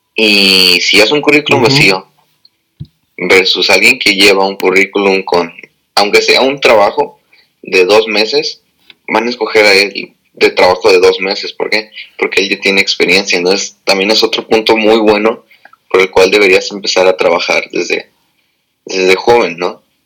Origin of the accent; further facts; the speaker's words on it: Tijuana, Baja California, Mexico; moved away as an adult; also born or lived in National City, California / San Diego; now in United States; yo soy de, de San Diego, bueno, nací en National City, pero toda la vida he en Tijuana